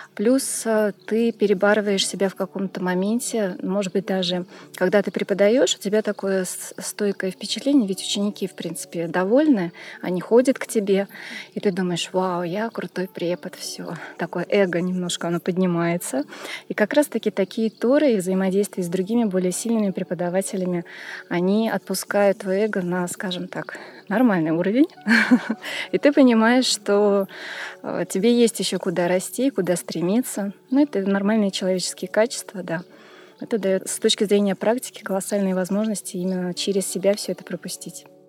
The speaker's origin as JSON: {"language": "Russian", "region": "Tashkent", "country": "Uzbekistan", "tie": "born or raised there", "also_born_or_lived": "Montenegro", "moved": "yes", "lives_now": "Moscow, Russia", "said": "Родом я из Ташкента, э, но живу в Москве."}